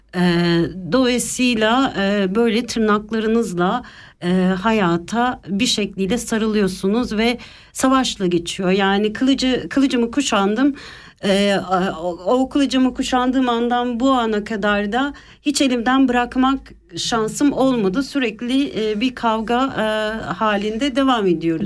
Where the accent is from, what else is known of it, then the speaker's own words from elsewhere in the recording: Istanbul, Turkey; moved away as an adult; now in Switzerland; İstanbul'da doğdum, büyüdüm